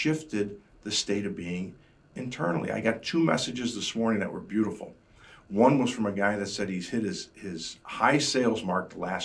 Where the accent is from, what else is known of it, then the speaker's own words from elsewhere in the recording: Chicago, Illinois, United States; being a Chicagoan